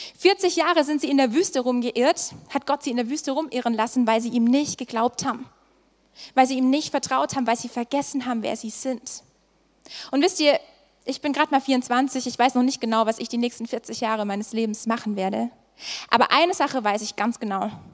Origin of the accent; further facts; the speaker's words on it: Swabia, Germany; moved away; Ich komme ursprünglich aus dem Schwabeländle